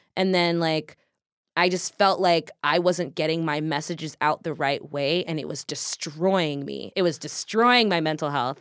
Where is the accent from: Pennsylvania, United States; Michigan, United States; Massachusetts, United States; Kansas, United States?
Kansas, United States; now in Seattle, United States; growing up in Kansas, growing up in the Midwest